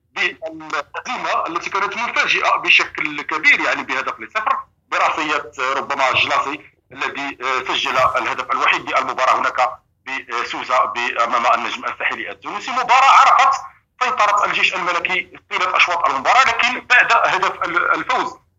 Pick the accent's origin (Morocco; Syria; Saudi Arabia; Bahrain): Morocco; يشرفنا كمغاربه